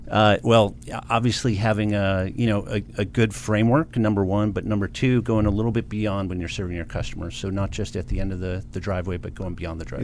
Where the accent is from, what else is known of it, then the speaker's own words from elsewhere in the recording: Livonia, Michigan, United States; I grew up in a suburb of Detroit, Michigan called Livonia, Michigan.